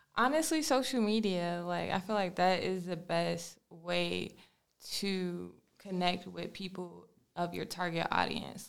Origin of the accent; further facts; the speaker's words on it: Washington, District of Columbia, United States; also born or lived in Maryland; now in Charlotte, United States; I'm actually originally from Washington, D C